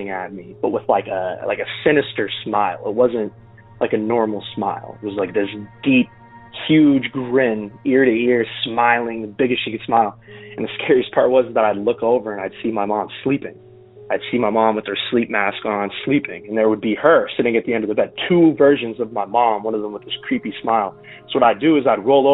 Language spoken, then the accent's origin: English; Arlington, Massachusetts, United States; I'm from a small town outside of Boston called Arlington. It's about 7 miles outside of Boston. So it's a small duplex that we grew up